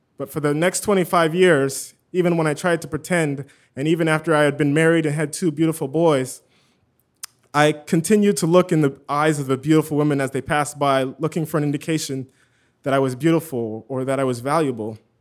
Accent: a small town an hour east of Los Angeles, California, United States; I just moved back to my hometown, Um, it's a small town, an hour east of Los Angeles

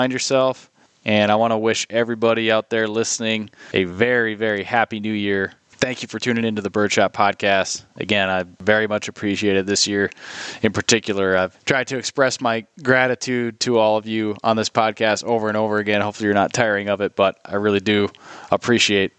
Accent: Minnesota, United States; I'm just a Minnesotan

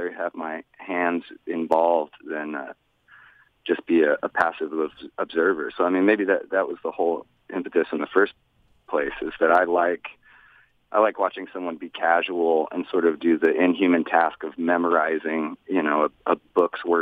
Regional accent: Austin, Texas, United States; I'm from Austin. It's not a very big place.

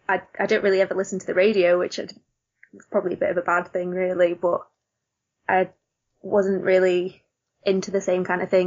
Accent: Yorkshire and the Humber, United Kingdom; I grew up literally about 10 minutes outside of Sheffield, just in a little village in between Sheffield and the Peak District.

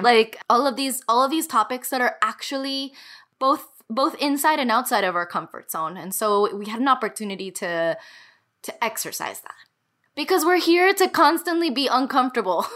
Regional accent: Miami, Florida, United States; moved away as an adult; Nothing quite feels like home as this city does. It's a kind of oppressive home for me, or kind of it always felt that way a home that I wanted to get away from

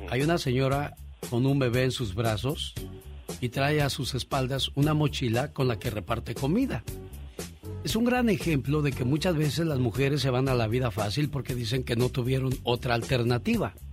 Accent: Veracruz, Mexico; moved away; Un día salí de Veracruz. Pero Veracruz nunca salió de mí. La nostalgia de mi tierra está con.

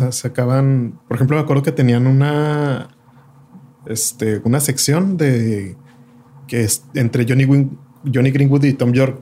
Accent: Ciudad Juárez, Chihuahua, Mexico; fue la primera vez que salí de Juárez

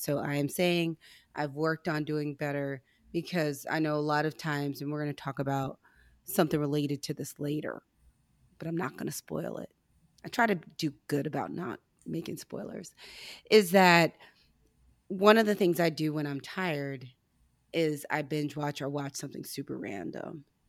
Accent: St. Louis, Missouri, United States; I'm from St. Louis

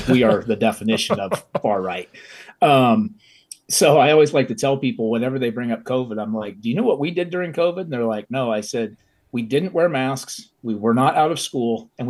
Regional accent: Central Illinois, United States; also born or lived in Greenville, South Carolina; now in Emmett, Idaho, United States; I'm from 2 hours south of there, but no one knows where anything is in Illinois. So it's just easier to explain it that way. But you and I are from almost the same place, the great city of Champaign, Champaign-Urbana, Illinois.

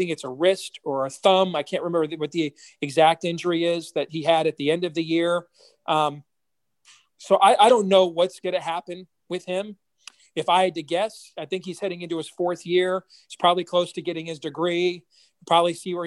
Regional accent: Michigan, United States; now in Iowa, United States; growing up in Michigan in the 80s

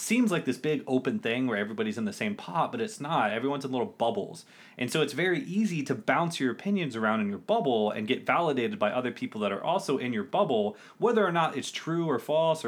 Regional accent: United States; as an American

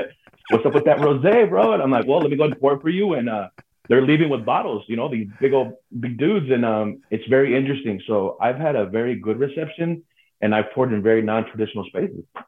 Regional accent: Modesto, California, United States; also born or lived in Lodi; I'm born and raised in Modesto, Central Valley

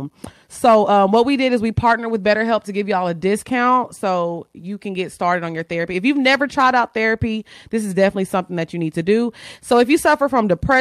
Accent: Orange, Texas, United States; moved away; I'm from Orange. So my mom still lives in Orange.

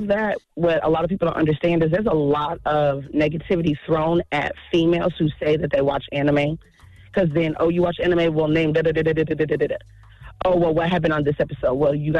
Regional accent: Kansas City, United States; now in Minneapolis, United States; You know, I grew up in Kansas City and now I live in Minneapolis.

